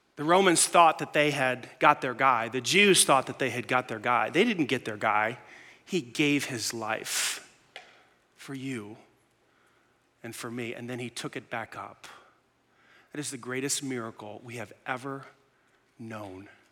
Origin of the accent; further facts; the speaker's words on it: New York City, New York, United States; I grew up in New York City.